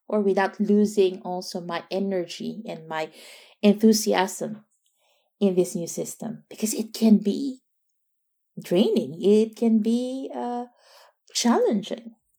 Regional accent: Philippines; now in Netherlands; being a Filipino and, and being in a, a, a very, yeah, extended

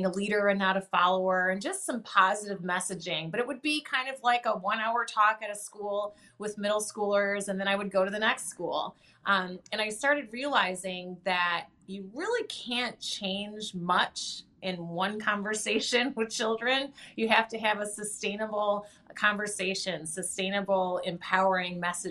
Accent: Lansing, Michigan, United States; I grew up there in Lansing

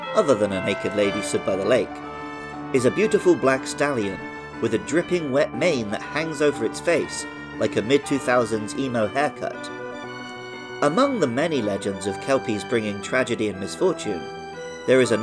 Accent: Somerset, South West England, United Kingdom; I knew quite a few girls growing up in Somerset

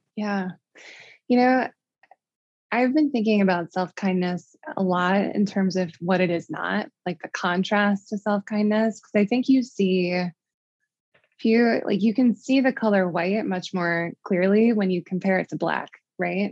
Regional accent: Midwest, United States; moved away as an adult; also born or lived in Connecticut; I'm from the Midwest

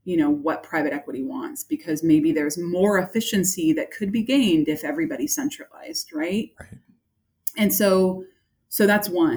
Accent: San Francisco Bay Area, California, United States; I'm from California. I am a San Francisco Bay Area girl

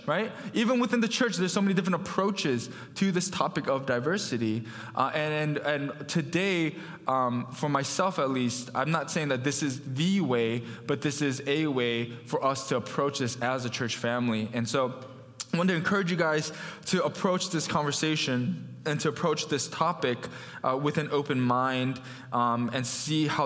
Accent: Farmington Hills, Michigan, United States; I grew up in Farmington Hills, you know, went to North Farmington

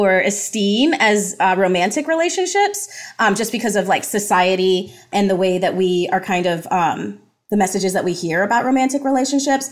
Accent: United States; born or raised there; also born or lived in Jamaica

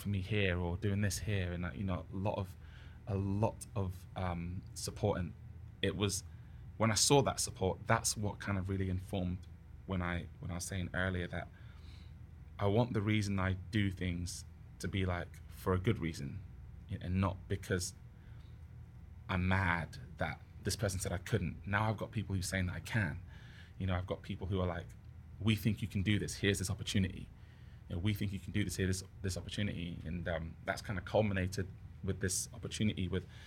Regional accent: Southampton, South East England, United Kingdom; also born or lived in Ghana; now in Vancouver, Canada; the BBC Introducing DJ in Southampton, my hometown

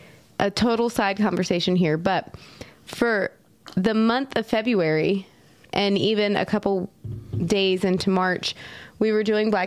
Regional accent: Eastern North Carolina, United States; I grew up in Eastern North Carolina, where in a town where I was the minority. And so I grew up around Black culture.

